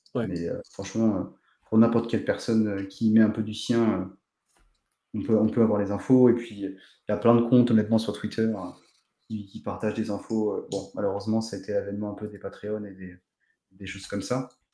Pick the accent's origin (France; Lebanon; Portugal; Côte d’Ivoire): Portugal; je suis portugais